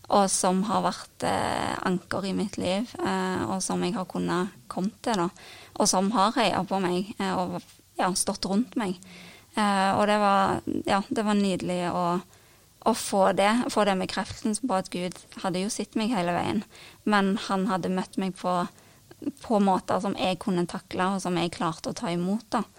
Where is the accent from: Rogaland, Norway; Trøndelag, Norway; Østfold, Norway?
Rogaland, Norway; Karmøy; moved away as an adult; also born or lived in Ålgård; now in Stavanger, Norway; jeg bor nå i Stavanger, eh, men jeg kommer fra Karmøy.